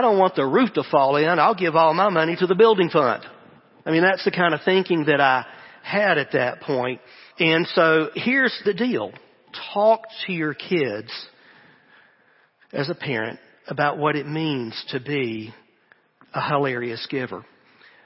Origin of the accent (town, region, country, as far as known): the American South, United States